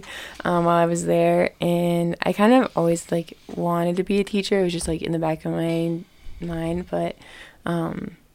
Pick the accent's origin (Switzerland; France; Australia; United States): United States; Ohio; I'm from Ohio, which I get made fun of for sometimes, but I love it there